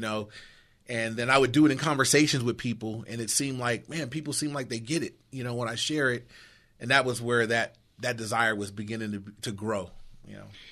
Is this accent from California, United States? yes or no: yes; Inglewood, California, United States; I grew up in Inglewood.